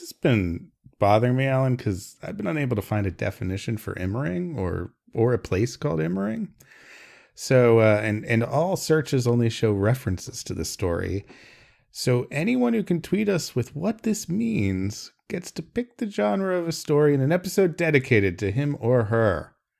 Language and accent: English; United States; decades of being an American